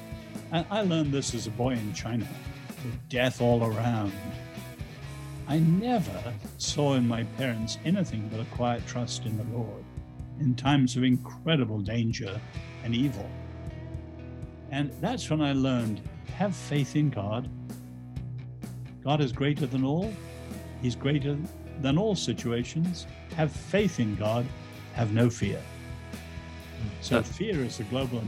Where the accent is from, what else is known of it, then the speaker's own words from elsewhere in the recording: England, United Kingdom; also born or lived in Asia; I'm English. I was born in Asia. I'm not American